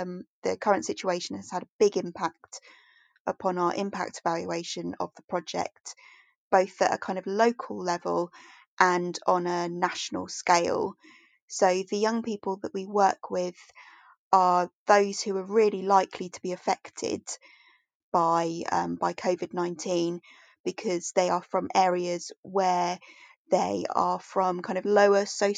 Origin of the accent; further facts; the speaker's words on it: near Portsmouth, South East England, United Kingdom; I'm from England on the south coast near a place called Portsmouth